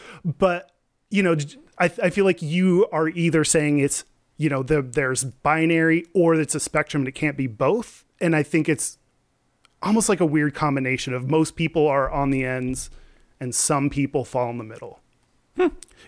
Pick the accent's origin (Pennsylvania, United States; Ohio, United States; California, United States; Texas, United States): Texas, United States; I grew up in Texas.